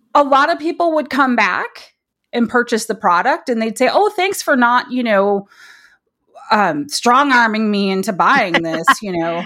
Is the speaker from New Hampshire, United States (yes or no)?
no; Detroit, Michigan, United States; moved away; also born or lived in Berkeley; I grew up in the Detroit area